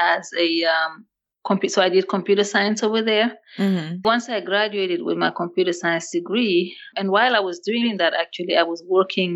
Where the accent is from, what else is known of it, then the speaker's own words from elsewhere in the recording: Senegal; English is a second language; moved away as an adult; also born or lived in Mali; now in United States; I grew up in Africa, in West Africa, Senegal.